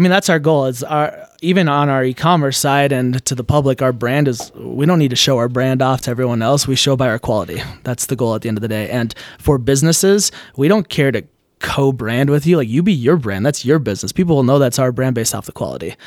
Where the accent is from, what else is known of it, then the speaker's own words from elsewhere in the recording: Minnesota, United States; I grew up in Minnesota